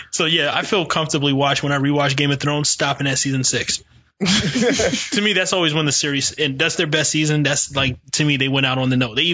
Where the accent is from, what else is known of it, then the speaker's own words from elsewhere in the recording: North Carolina, United States; I'm from North Carolina.